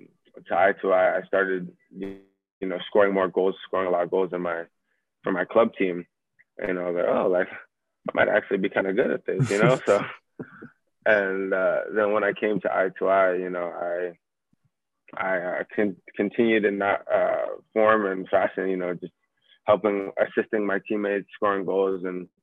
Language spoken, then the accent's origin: English; California, United States; now in England; Yeah, so I've never played in academy growing up in the States. So, you know, I just played club growing up all my life. And then when I came to England